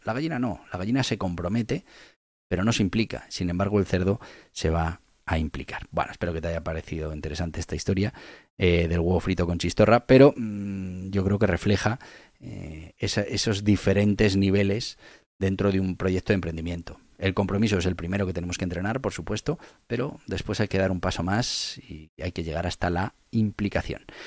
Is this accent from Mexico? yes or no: no; Navarre, Spain; yo soy de Navarra